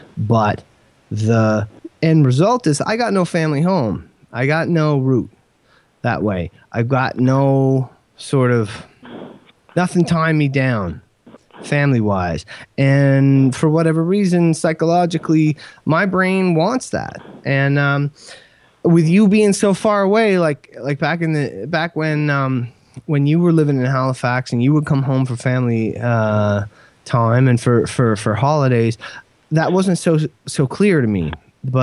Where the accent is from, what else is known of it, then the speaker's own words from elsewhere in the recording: Kenya; born there; also born or lived in England / Ottawa / Saskatoon / New Brunswick; I was born in Kenya. We moved to England after that. We moved to Ottawa after that. We moved to Saskatoon after that. We moved to New Brunswick after that.